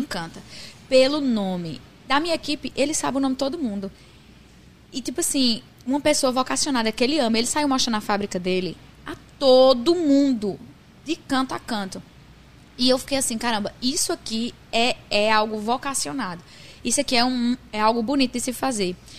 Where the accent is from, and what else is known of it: Northeast Brazil, Brazil; accent: Nordestino